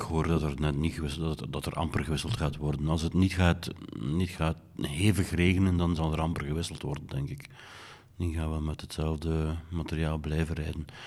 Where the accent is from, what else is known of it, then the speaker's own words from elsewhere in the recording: Belgium; Ik ben Belgen